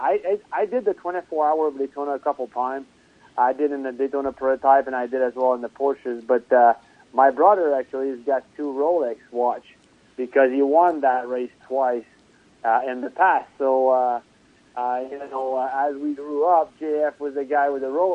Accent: Trois-Rivières, Quebec, Canada; born or raised there

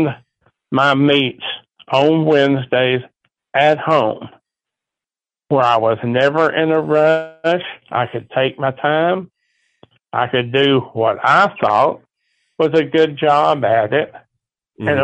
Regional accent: Fredericksburg, United States; I'm from Fredericksburg.

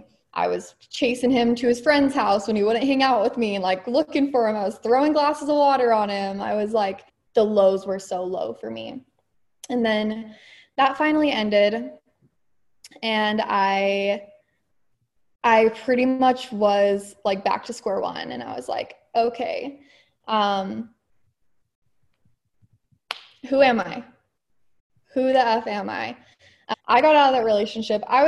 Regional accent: Utah, United States; also born or lived in California; I was technically born in California, but I moved to Utah very young. So I would say I grew up in Utah.

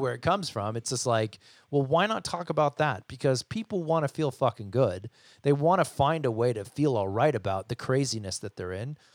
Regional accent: United States; I'm American

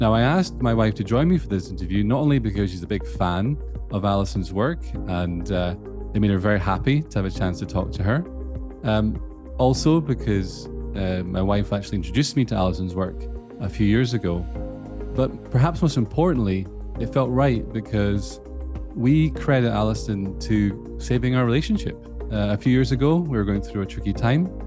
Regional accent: Scotland, United Kingdom; accent: Scottish; my Scottish accent

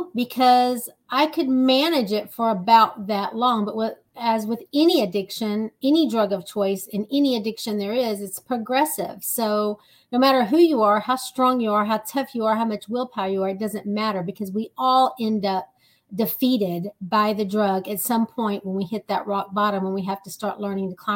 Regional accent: Texas, United States; I am from Texas, the big state of Texas

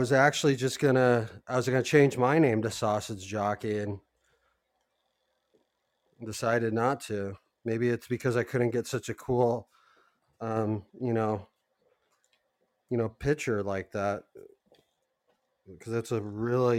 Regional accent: Los Angeles, California, United States; I grew up in Hollywood. So, you know, like West Hollywood, like literally like 5 minutes down from where I grew up

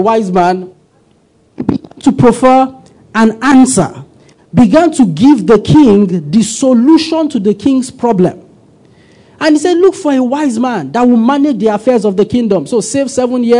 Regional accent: Kaduna, Kaduna State, Nigeria; Many years ago, I grew up in Kaduna

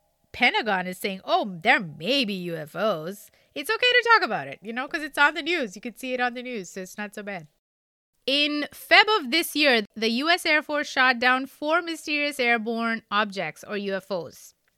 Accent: India; So you at least learn three languages growing up in India, like involuntarily.

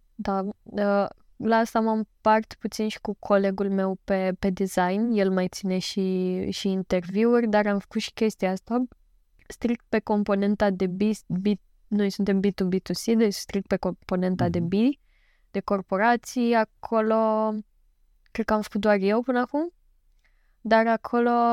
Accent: Galați, Galați County, Romania; sunt din Galați

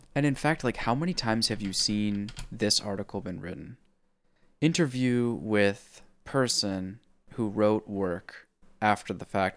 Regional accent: California, United States; it's one of the, like, hippie California things that we

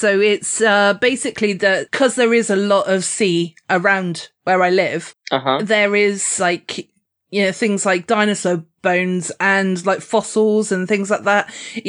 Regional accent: Weymouth, South West England, United Kingdom; my hometown in Weymouth.

